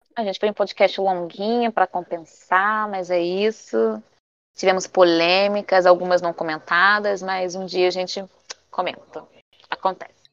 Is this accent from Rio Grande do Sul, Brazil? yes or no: no; Rio de Janeiro, Brazil; also born or lived in Maranhão; Eu sou uma carioca falsa, já admito aqui, né? Porque, na verdade, eu sou maranhense, mas fui criada no Rio de Janeiro